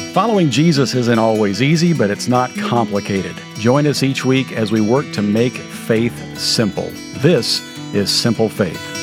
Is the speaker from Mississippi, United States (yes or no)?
no; Kansas, United States; moved away as an adult; also born or lived in Oklahoma / Missouri / Kentucky / California; now in Texas, United States; My wife and I grew up in Kansas and Missouri